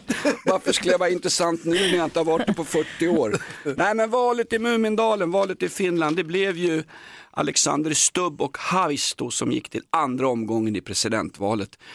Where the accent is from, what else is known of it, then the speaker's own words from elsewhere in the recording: Stockholm, Stockholm County, Sweden; jag kommer från Aspudden